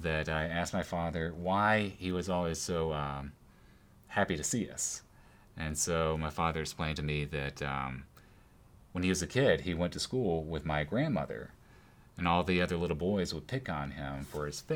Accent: Mississippi, United States; Growing up in my hometown, we didn't even have a bookstore for a number of years. And so we would have to go to Jackson, Mississippi.

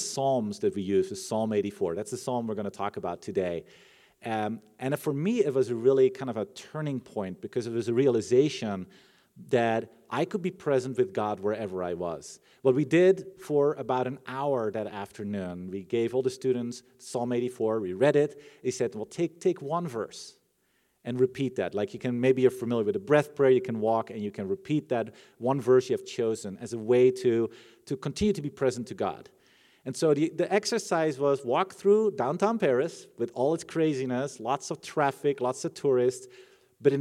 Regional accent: Netherlands; I'm from the Netherlands

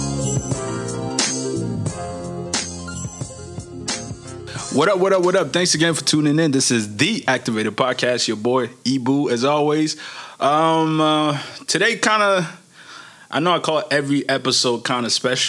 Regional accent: Maryland, United States; also born or lived in Niger; I grew up in Maryland

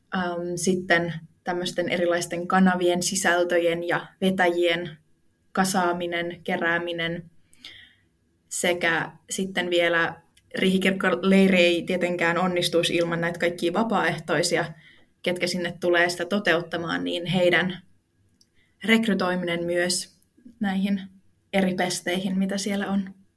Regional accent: Ilmajoki, South Ostrobothnia, Finland; Mä tuun Ilmajoelta

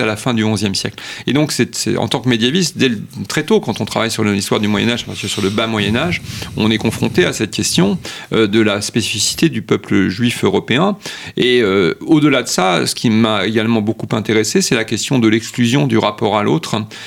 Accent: France; chez nous en France

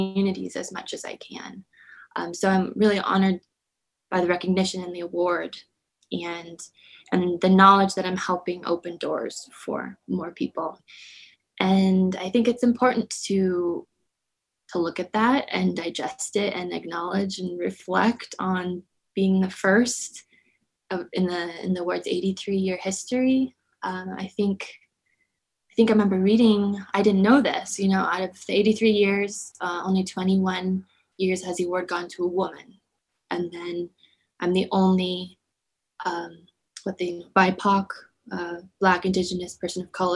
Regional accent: Southeast Alaska, United States; also born or lived in Anchorage; growing up in Southeast Alaska, being Tlingit

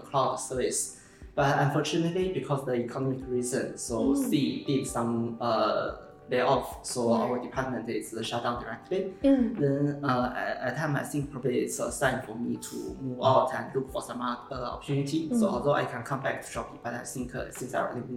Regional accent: China; moved away as an adult; now in Singapore; I come from China. I born in 1991. I came to Singapore in 2010 as a scholar.

